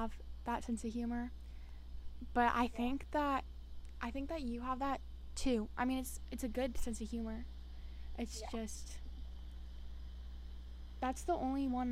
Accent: United States; I am an American teenager

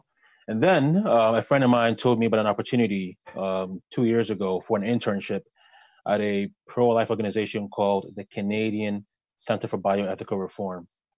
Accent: Ghana; born there; I was born in Ghana, raised by a single mother

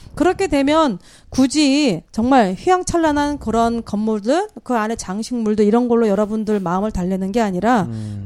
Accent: Jeju, South Korea; 제주도에 저희들 원래 이쪽 태생들은 보면 오히려 몽고 인들과 더 많이 흡사해요.

